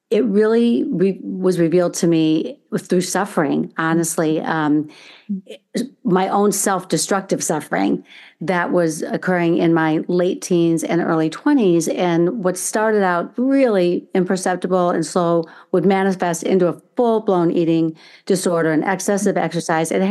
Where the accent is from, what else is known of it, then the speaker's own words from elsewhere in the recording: Chicago, Illinois, United States; born there; also born or lived in Indiana; So I was born in Chicago, Illinois, actually. My parents, um, and I have four brothers, and um, with my dad's job, we would move every few years to a different state. And then ultimately, as I was entering high school, we moved to um, Indiana, where I'm now located again.